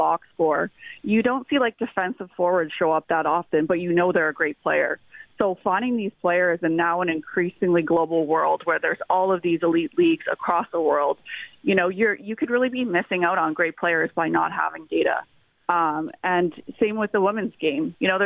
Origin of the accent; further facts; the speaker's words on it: Niagara region, Ontario, Canada; I'm actually originally from the Niagara region